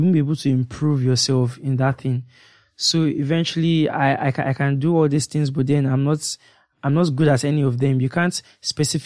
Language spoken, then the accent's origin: English; Nigeria; as being a Nigerian